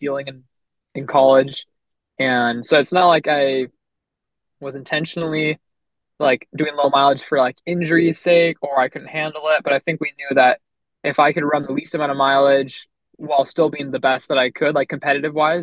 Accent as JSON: {"language": "English", "town": "Los Angeles", "region": "California", "country": "United States", "moved": "as an adult", "lives_now": "Provo, United States", "said": "I'm from Los Angeles, California, and right now I run for BYU up here in Provo, Utah."}